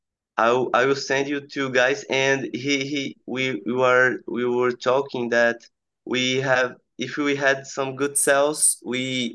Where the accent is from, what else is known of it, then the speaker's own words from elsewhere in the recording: Campina Grande, Paraíba, Brazil; I'm from Campina Grande. He's near Recife.